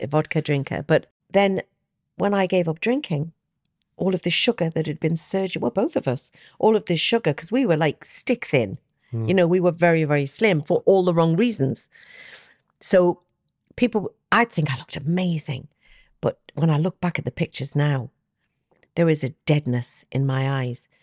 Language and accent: English; Newcastle upon Tyne, North East England, United Kingdom; I'm a Geordie